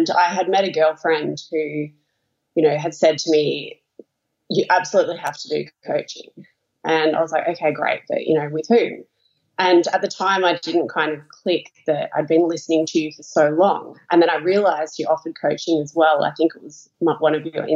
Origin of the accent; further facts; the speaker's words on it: Melbourne, Victoria, Australia; I'm from Melbourne, Australia.